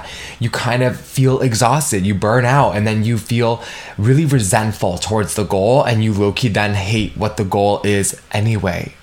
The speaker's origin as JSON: {"language": "English", "country": "United States", "said": "how I was raised being Vietnamese American"}